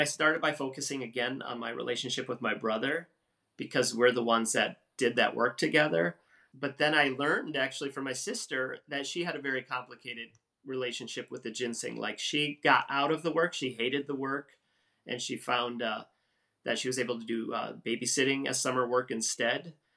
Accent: Wisconsin, United States; moved away; the same town I grew up in in Wisconsin

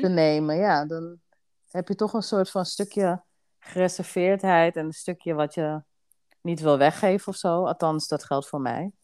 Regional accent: Amsterdam, North Holland, Netherlands; now in Assendelft, Netherlands; Mijn huis staat in Assendels, maar ik kom oorspronkelijk uit Amsterdam. Oké, okay, Dus daar liggen wel echt mijn roots

